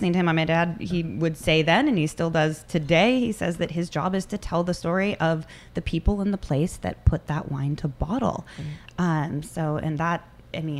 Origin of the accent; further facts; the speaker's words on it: Santa Rosa, California, United States; I grew up in Santa Rosa with my three brothers